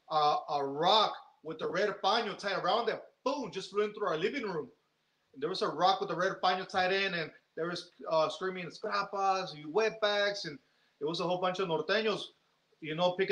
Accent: San Jose, California, United States; also born or lived in Mexico; I was born in Mexico. Okay. And, and I was raised in San Jose. They brought me here when I was about a year and a half. Me trajeron a San Jose when I was a year and a half, and um, and uh, my family came here in the late 70s, early 80s, and they brought me here on 83

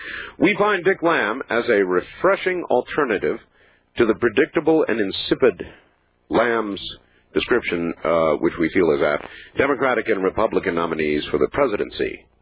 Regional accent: Saskatchewan, Canada; having been born and raised in Saskatchewan

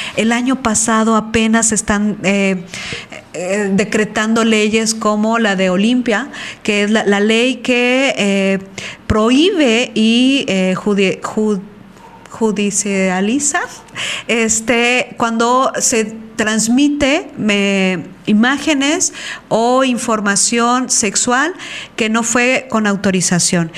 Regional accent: Veracruz, Mexico; moved away; soy de Veracruz

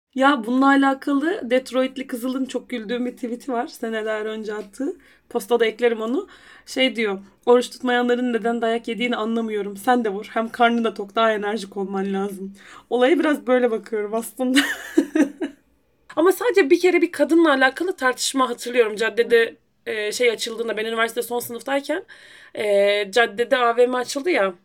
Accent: Rize Province, Turkey; also born or lived in Erzurum; now in Edirne, Turkey; Ben, hani, Rize'de doğdum

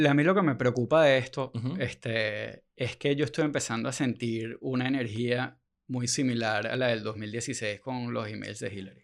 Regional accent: Venezuela; somos venezolanos explicándole a los gringos

